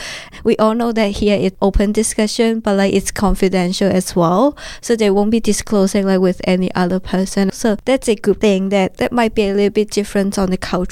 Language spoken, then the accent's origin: English; Hong Kong; English is a second language; moved away as an adult; now in Australia; When I'm back to my hometown in Hong Kong